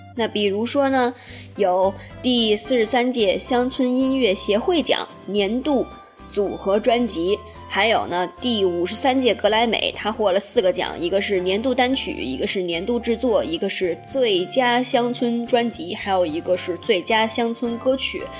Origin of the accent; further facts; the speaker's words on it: China; 咱们大陆这边